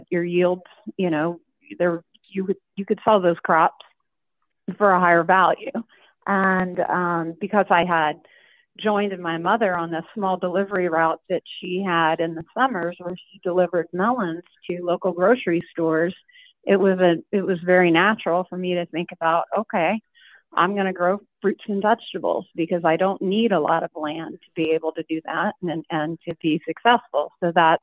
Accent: southern Illinois, United States; what that was like growing up in southern Illinois

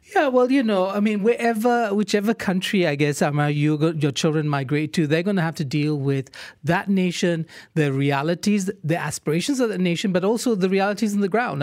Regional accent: Malaysia; first language English; We're English speaking Malaysians

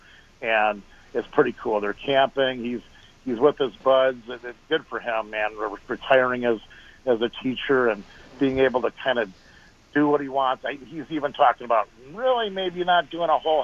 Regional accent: Devils Lake, North Dakota, United States; moved away; I grew up on Devil's Lake, North Dakota

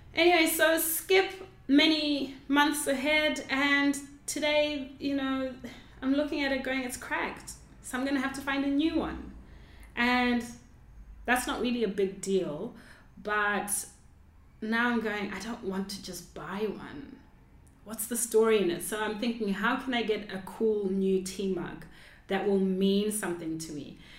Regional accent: Zimbabwe; I grew up in Zimbabwe

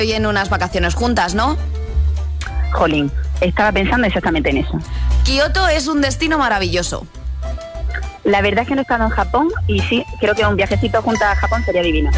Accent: Granada, Andalusia, Spain; now in Madrid, Spain; soy de Madrid porque llamo de Madrid, pero yo soy granadí

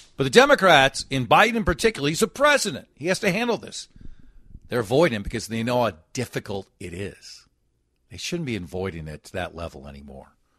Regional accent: Golden Valley, Minnesota, United States; I was born and lived in Golden Valley

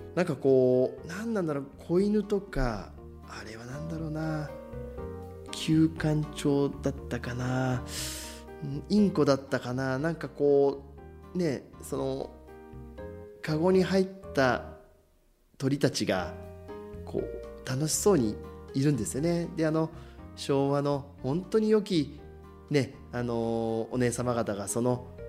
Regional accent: Shizuoka, Japan; 私たち静岡人

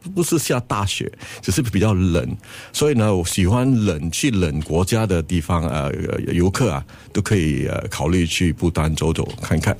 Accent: Singapore; 我们新加坡人的压力蛮大的

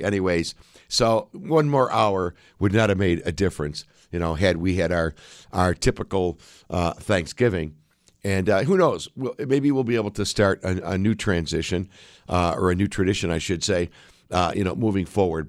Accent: United States

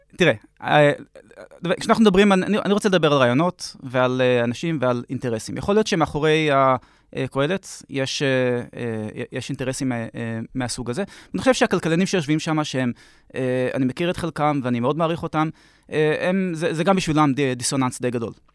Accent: Jerusalem, Jerusalem District, Israel; אנחנו ירושלמים כבר 100 שנה פלוס

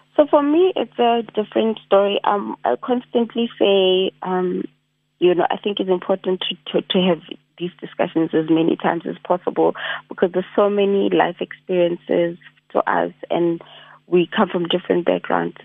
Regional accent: South Africa; I'm a South African youth

